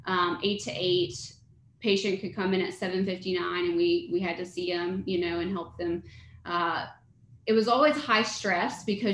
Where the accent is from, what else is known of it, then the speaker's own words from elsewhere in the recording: Mississippi, United States; moved away as an adult; also born or lived in Virginia; now in Cary, North Carolina, United States; I was born and raised in Mississippi. That's where I grew up